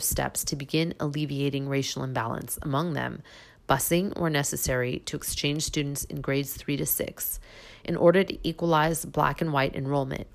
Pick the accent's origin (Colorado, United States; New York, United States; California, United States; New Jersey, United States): California, United States; growing up in California